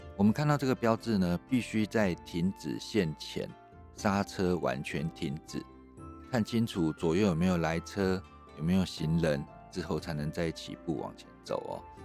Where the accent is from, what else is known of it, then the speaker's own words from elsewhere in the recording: Taiwan; 对我们台湾人来讲